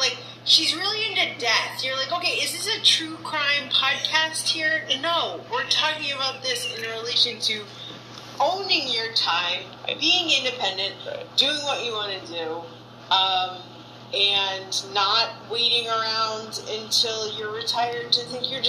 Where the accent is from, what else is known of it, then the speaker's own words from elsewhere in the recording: Boston, Massachusetts, United States; Yeah, Boston. I grew up in Jamaica Plain. It's a neighborhood of Boston.